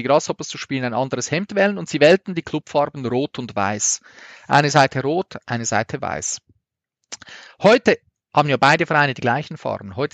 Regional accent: Zurich, Switzerland; Und wir waren dort als Zürcher total verhasst.

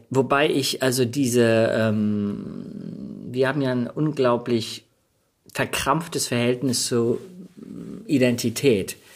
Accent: Denmark; born there; ich bin ähm, per Zufall in Dänemark geboren.

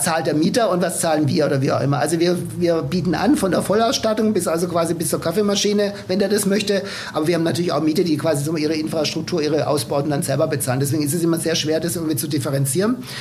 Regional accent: Swabia, Germany; als Schwabe

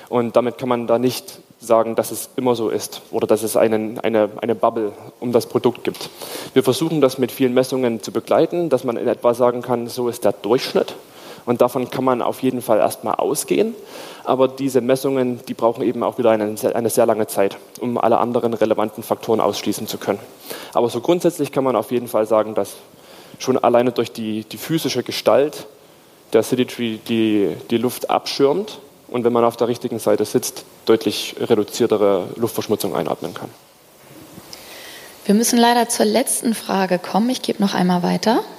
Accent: Stuttgart, Baden-Württemberg, Germany; Wie schon gesagt, ich komme aus Stuttgart, also da müssten Sie die Stadt zupflastern.

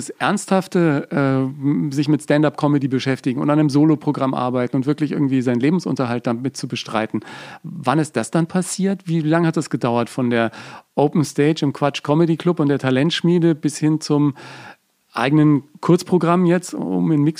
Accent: Bavaria, Germany; accent: Franconian; Die hat mir meinen ganzen fränkischen Dialekt rausgeknechtet und das war natürlich auch

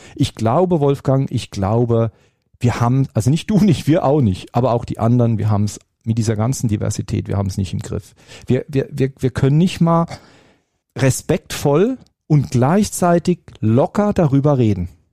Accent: Baden-Württemberg, Germany; als Badner und als Schwabe

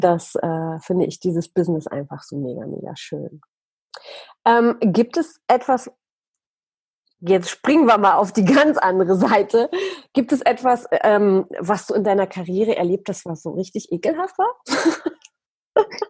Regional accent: Poland; moved away; als ich noch in Polen gelebt habe, ich bin nämlich in Polen geboren

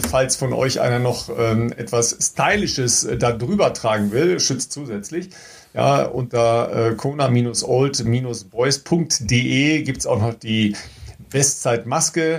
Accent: Dorsten, North Rhine-Westphalia, Germany; aus Dorsten, ne? also aus meiner Heimat

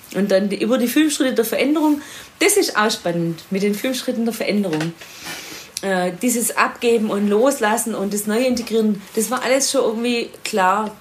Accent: Swabia, Ostalb district near Stuttgart, Baden-Württemberg, Germany; moved away; Frauenbeauftragte im Sportkreis Ostalb, äh, also meiner alten Heimat im Schwäbischen in der Nähe von Stuttgart

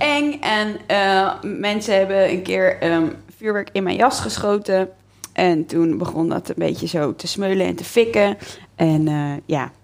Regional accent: Leiden, South Holland, Netherlands; in Leiden

